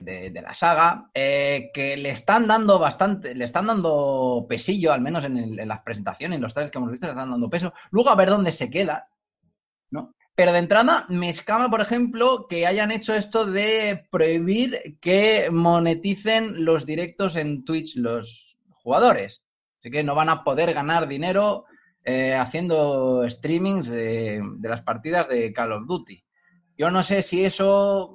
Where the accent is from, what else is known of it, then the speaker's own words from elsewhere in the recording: Cornellà de Llobregat, Catalonia, Spain; soy, soy eh, originario de Cornellá